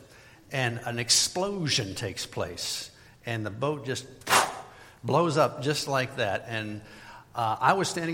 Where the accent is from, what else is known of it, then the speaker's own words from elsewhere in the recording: Midwest, United States; moved away as an adult; also born or lived in Florida; I was from the Midwest, never lived in Florida before that time.